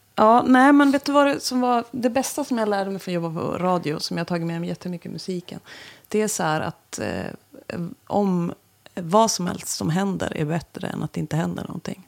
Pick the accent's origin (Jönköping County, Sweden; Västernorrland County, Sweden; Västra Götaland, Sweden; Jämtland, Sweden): Jämtland, Sweden; Östersund; moved away as an adult; also born or lived in Kalix / Stockholm / Umeå; now in Västerbotten, Sweden; Östersund, så därför klev jag på det där. Alltså min hemstad